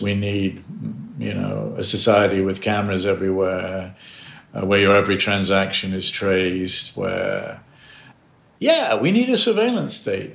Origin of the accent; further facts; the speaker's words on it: United States; as an American